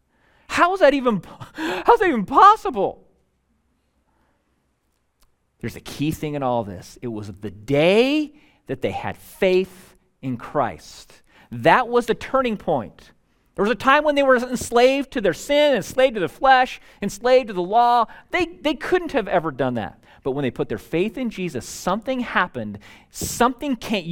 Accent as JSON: {"language": "English", "country": "United States", "said": "as an American"}